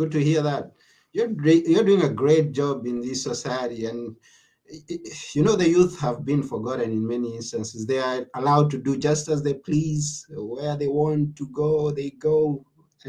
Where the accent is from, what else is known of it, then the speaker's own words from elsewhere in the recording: Texas, United States; I grew up here in Texas, Texas, Texas